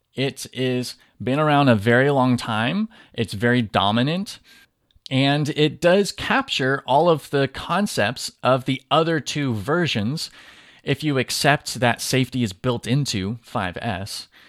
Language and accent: English; Southern California, United States; now in Tennessee, United States; I grew up in Southern California and I talk funny sometimes when I'm around people where I live now in Tennessee